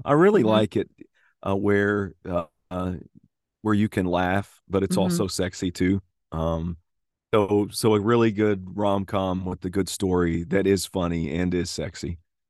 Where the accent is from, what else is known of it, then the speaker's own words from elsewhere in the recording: the South, United States; accent: Southern; So, I enjoy kind of reverting to the version of me before I tried to lose my Southern accent, which is subtle Southern.